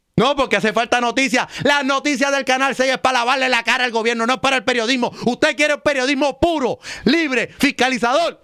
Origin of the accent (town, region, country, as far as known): Puerto Rico